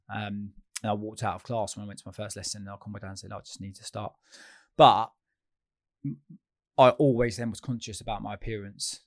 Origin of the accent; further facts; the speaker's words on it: Chalfont St Giles, South East England, United Kingdom; I grew up in a little village called Chalfont Saint Giles, which is junction, near junction two on the M forty, Beaconsfield